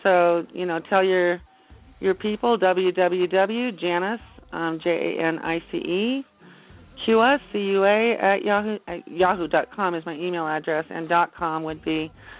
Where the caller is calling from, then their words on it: Big Bear Lake, California, United States; I'm calling from Big Bear Lake, California.